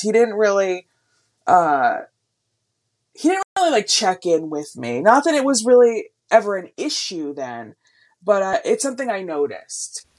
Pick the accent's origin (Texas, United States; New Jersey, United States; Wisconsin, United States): New Jersey, United States; Wayne; I grew up in Wayne, New Jersey